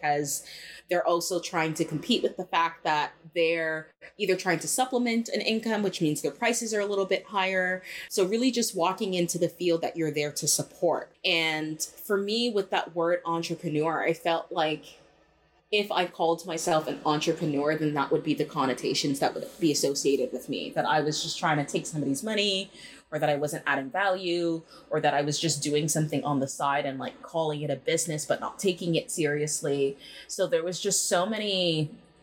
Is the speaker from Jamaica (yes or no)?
yes; Jamaica; I am Jamaican, and growing up Jamaican and within the Black culture